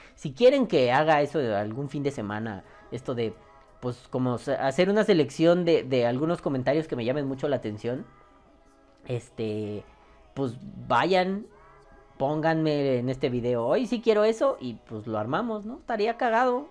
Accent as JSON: {"language": "Spanish", "country": "Mexico", "said": "somos mexicanos"}